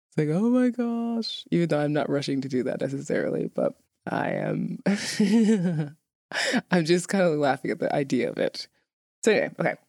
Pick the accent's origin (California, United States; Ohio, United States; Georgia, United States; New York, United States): New York, United States; New York City; moved away as an adult; now in Reykjavik, Iceland; where I'm from in, in New York City. I'm from Brooklyn